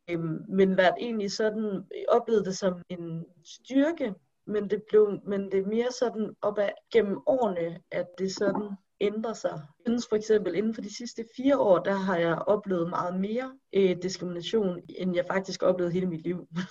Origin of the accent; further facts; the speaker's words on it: Denmark; jeg er født og opvokset i Danmark